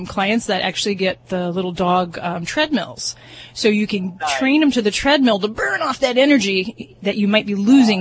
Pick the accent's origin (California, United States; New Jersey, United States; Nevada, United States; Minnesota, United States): Nevada, United States; Las Vegas; I'm from Vegas